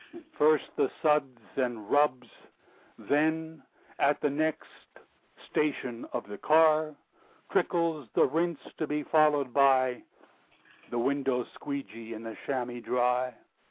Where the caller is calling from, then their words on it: Sonoma County, California, United States; I'm calling from the great county of Sonoma in California.